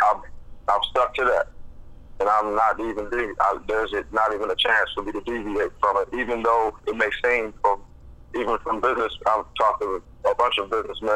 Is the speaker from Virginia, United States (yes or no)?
no; Philadelphia, Pennsylvania, United States; moved away as an adult; also born or lived in Montana; I grew up in Philadelphia. I was born and raised in Philadelphia for the first 20 years of my life.